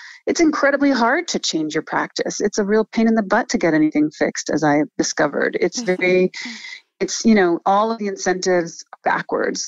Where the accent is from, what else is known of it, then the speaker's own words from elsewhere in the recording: New York, United States; So I grew up in New York, but as I said, my mother's French, so we went to France every summer